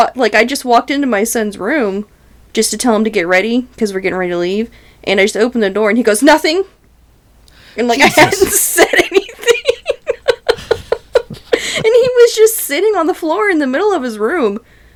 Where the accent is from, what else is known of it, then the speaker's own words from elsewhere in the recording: North Carolina, United States; When I grew up in North Carolina